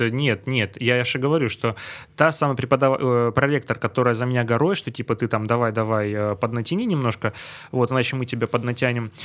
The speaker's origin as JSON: {"language": "Russian", "town": "Stavropol", "region": "Stavropol Krai", "country": "Russia", "said": "Из Ставрополя"}